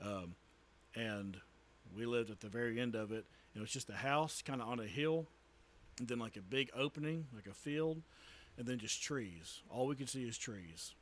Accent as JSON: {"language": "English", "town": "Tyler", "region": "Texas", "country": "United States", "also_born_or_lived": "Price, Texas / Henderson, Texas", "moved": "as an adult", "lives_now": "Crandall, United States", "said": "I'm from the Tyler area."}